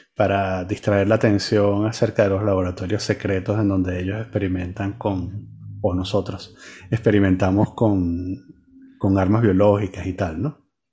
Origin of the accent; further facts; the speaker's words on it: Venezuela; now in France; raza maldita, de los venezolanos